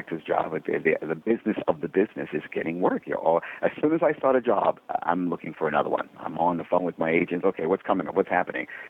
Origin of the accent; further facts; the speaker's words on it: New York City, New York, United States; raised two boys in Brooklyn, New York